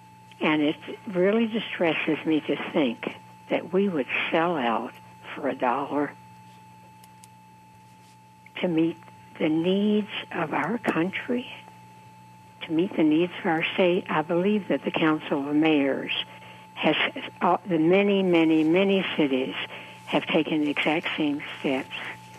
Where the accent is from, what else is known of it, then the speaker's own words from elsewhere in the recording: the South, United States; moved away; I grew up in the South